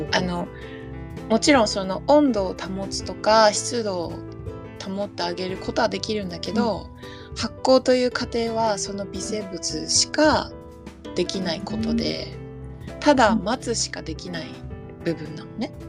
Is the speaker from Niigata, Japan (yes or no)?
no; Tokyo, Japan; 東京生まれ、東京育ち。